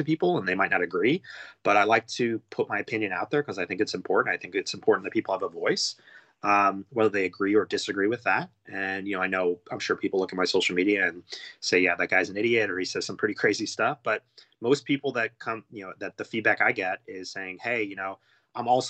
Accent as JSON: {"language": "English", "country": "United States", "said": "being an American"}